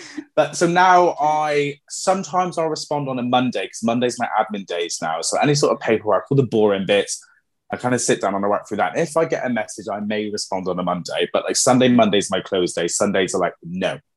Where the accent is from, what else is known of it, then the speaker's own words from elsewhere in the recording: Plymouth, South West England, United Kingdom; moved away as an adult; now in Exeter, United Kingdom; I'm originally from Plymouth. Um, I moved to Exeter.